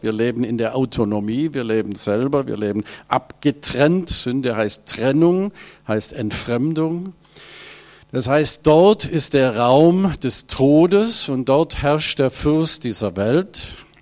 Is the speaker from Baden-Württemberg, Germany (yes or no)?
yes; Ravensburg, Baden-Württemberg, Germany; moved away as an adult; now in Hanover area, Germany; Ich komme ursprünglich aus Ravensburg, aus dieser Gegend, Oberschwaben, bin da aufgewachsen und habe über 60 Jahre meines Lebens dort verbracht